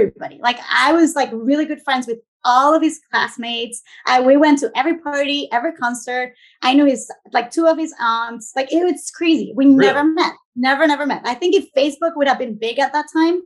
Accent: Venezuela; moved away as an adult; also born or lived in Boston, Massachusetts / Mansfield, Massachusetts; now in Wrentham, United States; I'm originally from Venezuela. I grew up there.

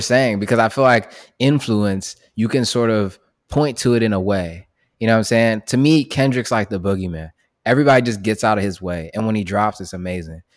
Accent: United States; we're American and we speak English

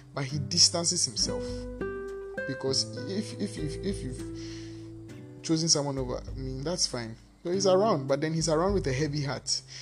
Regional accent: Ghana; Because I'm I'm Ghanaian, I'm anglophone

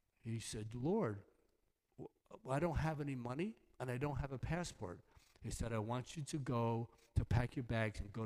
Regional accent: New York, United States; I'm from New York. Actually, I'm from New York

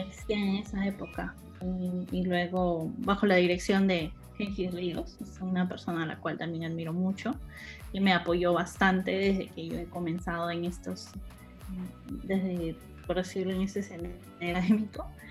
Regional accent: Peru; moved away; yo era la única peruana en ese entonces, mujer

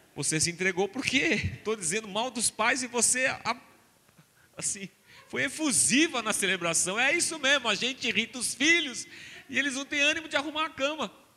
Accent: Barbacena, Minas Gerais, Brazil; Quando eu era criança pequena lá em Barbacena, domingo era dia de ir à igreja

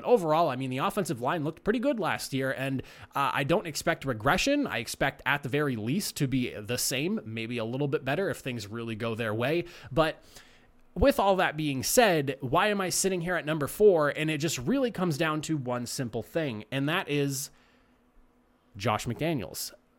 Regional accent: New England, United States; growing up in the New England area

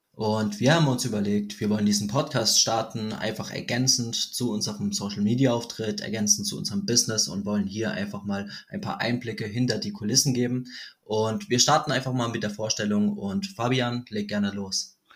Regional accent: Germany; ich bin aus Deutschland

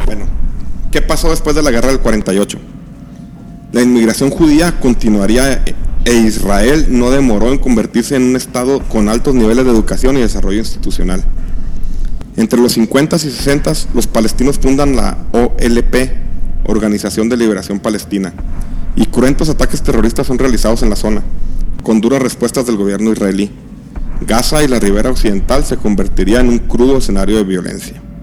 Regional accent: Mexico; A nosotros como mexicanos

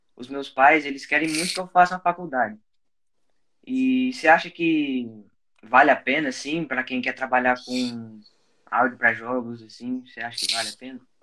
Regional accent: Espírito Santo, Brazil; Sou do Espírito Santo

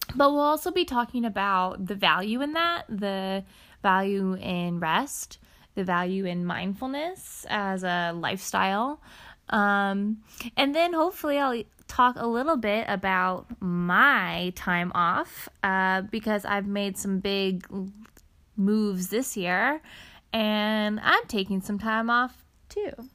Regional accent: Ohio, United States; moved away as an adult; also born or lived in New York City; I am from Ohio, but I lived for the past five years in New York City.

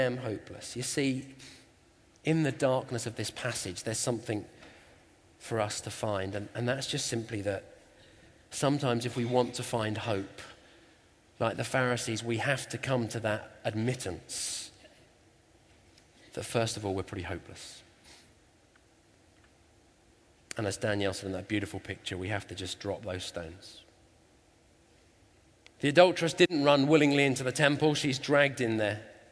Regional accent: England, United Kingdom; we're English.

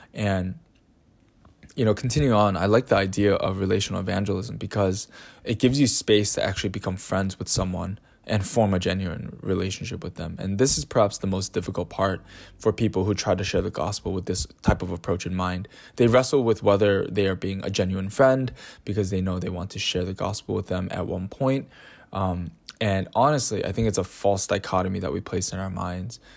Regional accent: United States; at least in America here, 'cause I'm an American

